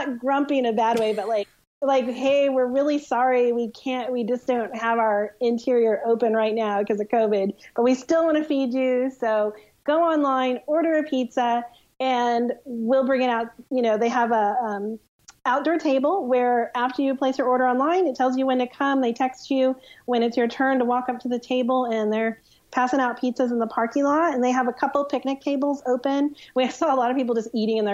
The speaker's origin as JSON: {"language": "English", "region": "Tornado Alley", "country": "United States", "said": "we come from Tornado Alley"}